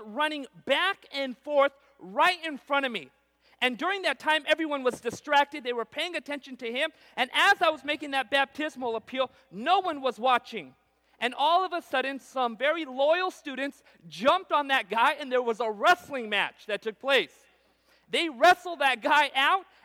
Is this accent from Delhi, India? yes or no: no; Punjab, India; now in Central California, United States; I also come from this unusual background of being a Punjabi. We're from the area of northeast India called Punjab.